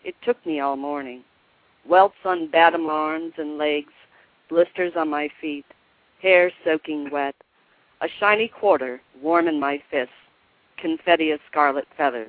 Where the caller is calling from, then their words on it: Selah, Washington, United States; From Selah, Washington.